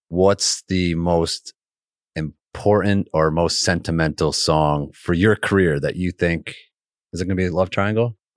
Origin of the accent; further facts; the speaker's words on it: Connecticut, United States; moved away as an adult; I grew up in Connecticut